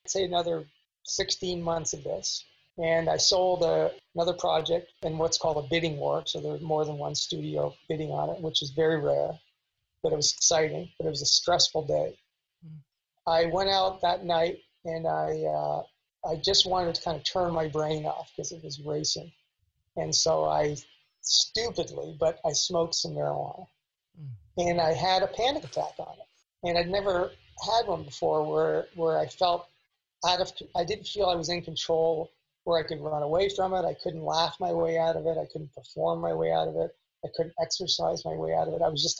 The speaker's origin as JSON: {"language": "English", "country": "Canada", "moved": "yes", "lives_now": "Los Angeles, United States", "said": "And when I came to Los Angeles from Canada, and I had I have an older brother who's very successful, 10 years older."}